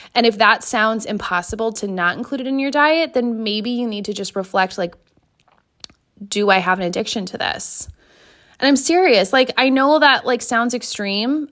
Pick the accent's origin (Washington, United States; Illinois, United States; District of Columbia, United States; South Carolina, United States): Washington, United States; between Seattle and Tacoma; moved away; I grew up in Washington, like near Seattle, okay? Like halfway between Seattle and Tacoma